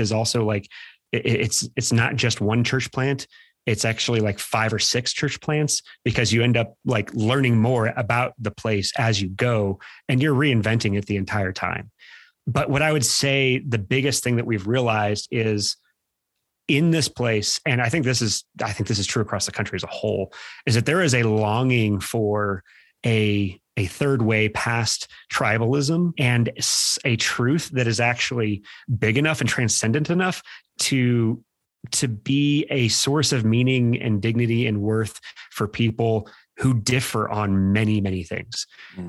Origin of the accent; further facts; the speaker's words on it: Midwest, United States; now in Boulder County, United States; We're from the Midwest